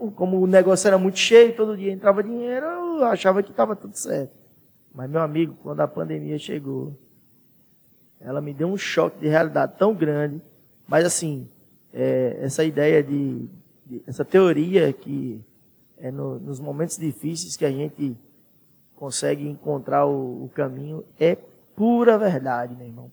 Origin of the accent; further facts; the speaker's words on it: Santana do Sobrado, Bahia, Brazil; moved away as an adult; now in Petrolina, Brazil; eu saí de Santana